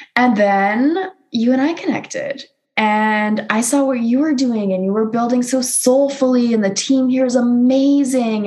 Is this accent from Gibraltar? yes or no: no; Canada; another Canadian girl